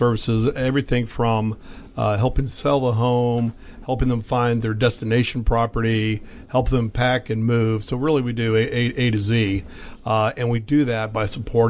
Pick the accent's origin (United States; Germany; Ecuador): United States; Falls Church, Virginia; From Falls Church, Virginia, so yeah. born and raised locally.